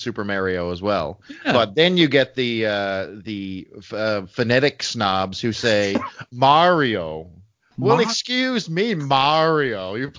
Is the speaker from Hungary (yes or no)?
no; Canada; Brother, I'm Canadian.